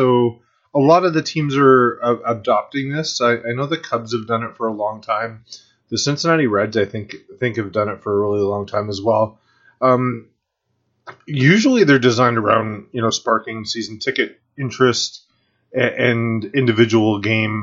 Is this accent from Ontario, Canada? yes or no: yes; Grimsby, Ontario, Canada; also born or lived in Toronto; where I grew up in Grimsby